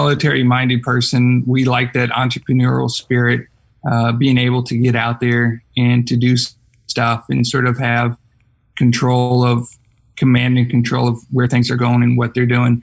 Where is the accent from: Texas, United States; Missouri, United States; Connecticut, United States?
Missouri, United States; St. Louis; now in Austin, United States; I'm originally from St. Louis